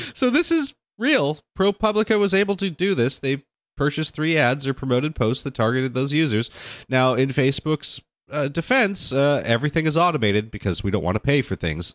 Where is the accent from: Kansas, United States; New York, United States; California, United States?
California, United States; Orange County; also born or lived in Los Angeles, United States; I grew up in Orange County and then Southern California and Los Angeles in my life